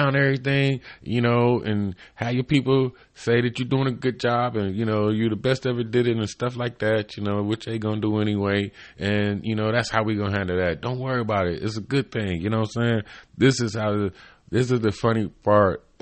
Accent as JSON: {"language": "English", "town": "Cleveland", "region": "Ohio", "country": "United States", "said": "I'm from Cleveland, Ohio, East Cleveland"}